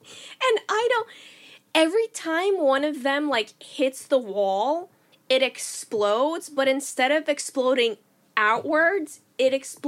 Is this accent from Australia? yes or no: no; Glasgow, Scotland, United Kingdom; Oh, you know, I'm from Glasgow.